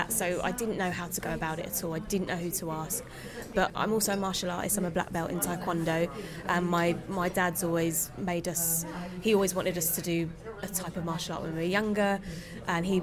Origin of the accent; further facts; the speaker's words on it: London, United Kingdom; a Londoner